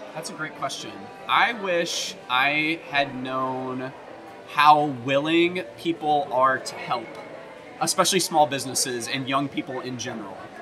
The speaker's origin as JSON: {"language": "English", "area": "right outside Nashville", "region": "Tennessee", "country": "United States", "tie": "born or raised there", "also_born_or_lived": "Michigan / Oklahoma", "moved": "as an adult", "said": "I grew up in Tennessee, uh, right outside Nashville"}